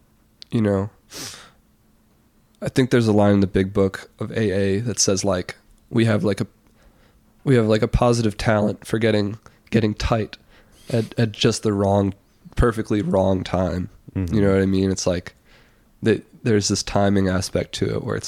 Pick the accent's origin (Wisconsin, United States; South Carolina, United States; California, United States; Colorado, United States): Wisconsin, United States; La Crosse; moved away as an adult; also born or lived in New York City; right downtown in La Crosse